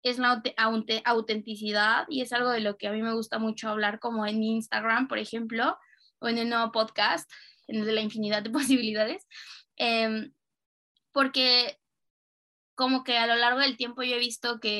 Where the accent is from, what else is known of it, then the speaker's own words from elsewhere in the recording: Cuernavaca, Morelos, Mexico; also born or lived in Mexico City, Mexico / Germany; Y ya vivía sola en Ciudad de México, pero iba los, los fines a Cuernavaca, que es de donde yo soy, a ver a mi familia